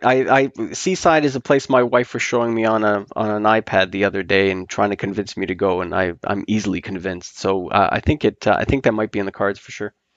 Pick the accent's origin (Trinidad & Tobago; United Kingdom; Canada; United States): Canada; now in Toronto, Canada; we are Canadian snowbirds